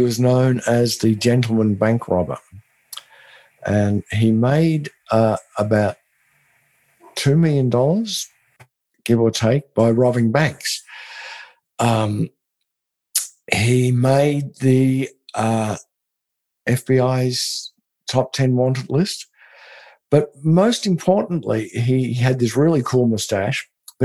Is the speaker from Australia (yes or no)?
yes; Australia; now in Austin, United States; I'm from Australia